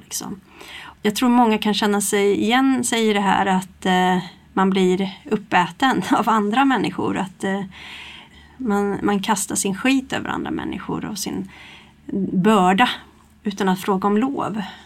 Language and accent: Swedish; Stockholm, Stockholm County, Sweden; now in Kristinehamn, Sweden; jag är ju från Stockholm från början och kom hit